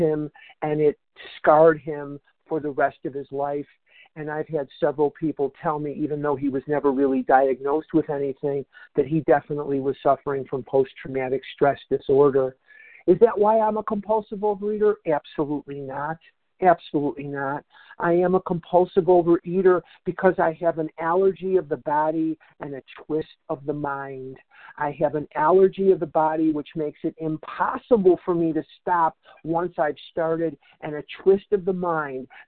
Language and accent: English; Chicago, Illinois, United States; now in Scottsdale, United States; I'm a recovered compulsive overeater in Scottsdale, Arizona, and I was born in Chicago, raised in Chicago, educated in Chicago.